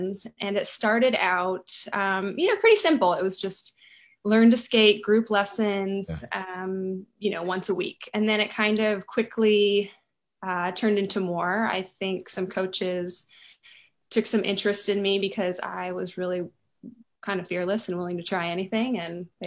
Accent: Rockford, Illinois, United States; moved away as an adult; also born or lived in Madison, Wisconsin / Los Angeles; now in Nashville, United States; I grew up in Rockford, Illinois

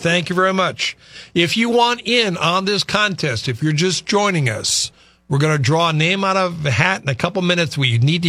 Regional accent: Chicago, Illinois, United States; moved away; I grew up in Chicago.

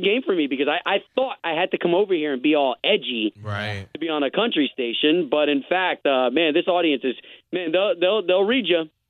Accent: Tampa, Florida, United States; now in Orlando, United States; I grew up in Tampa, so I went to high school there at Howard W. Blake School of Performing Arts.

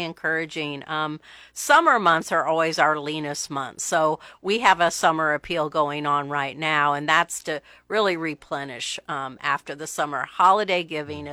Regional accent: Omaha, Nebraska, United States; now in Lincoln, United States; I'm from Omaha. Okay. Um, grew up in Omaha.

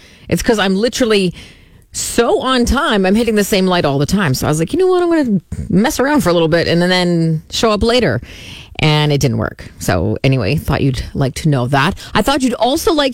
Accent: Saskatoon, Saskatchewan, Canada; when I was growing up in Pacific Heights, there was a Venice House on 22nd Street

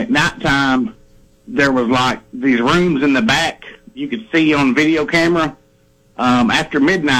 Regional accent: Tennessee, United States; moved away; also born or lived in Sanderson, Texas; I'm from Tennessee, and I used to live in Sanderson, Texas.

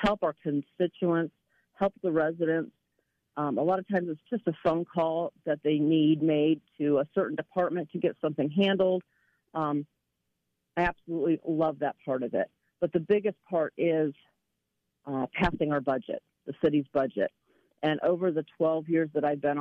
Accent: Tallmadge, Ohio, United States; I was born and raised here in Tallmadge. I've lived here my whole entire life

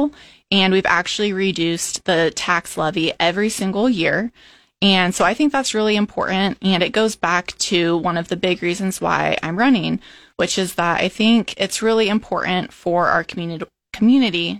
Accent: Nemaha County, Nebraska, United States; I grew up in Nemaha County, about an hour and a half southeast of Lincoln. Grew up on the family farm

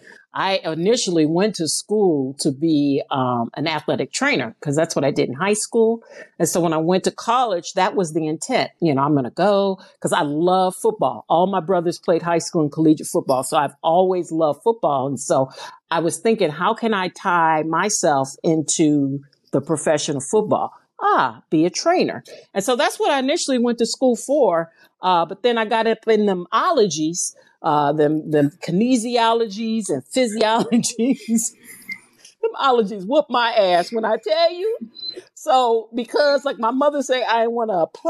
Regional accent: St. Louis, Missouri, United States; I'm from St. Louis, Missouri

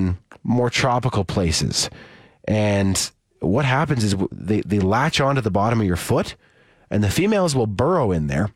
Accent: Saskatoon, Saskatchewan, Canada; moved away; my hometown of Saskatoon

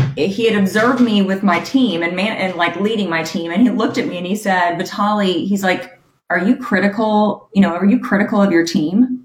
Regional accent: Huntsville, Alabama, United States; I grew up in Huntsville, Alabama

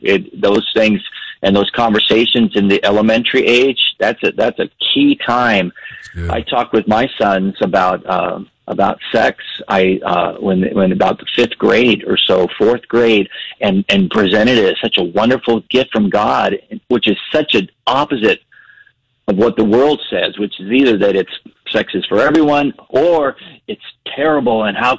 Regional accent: Panama; You know, I grew up in Panama, and as a kid, there was not much to do in Panama.

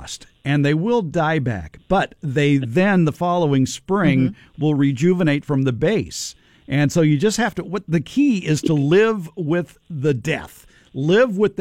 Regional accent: Los Angeles, California, United States; when I was growing up in North Hollywood.

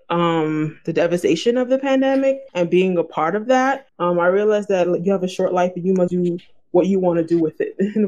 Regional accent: New York City, New York, United States; my family's from Haiti and I was born in Brooklyn, I'm first generation.

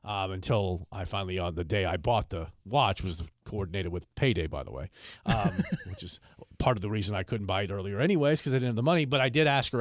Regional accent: Philadelphia, Pennsylvania, United States; I'm from Philly. It's like what, everybody in Philly's tough?

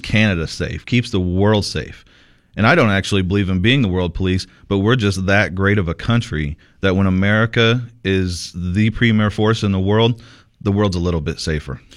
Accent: Sierra Vista, Arizona, United States; in Sierra Vista, my hometown, Sierra Vista

